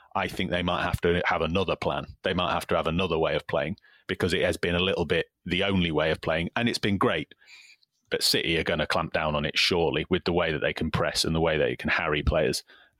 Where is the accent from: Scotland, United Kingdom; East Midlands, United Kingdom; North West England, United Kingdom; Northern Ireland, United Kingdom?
North West England, United Kingdom; Salford; I grew up in Salford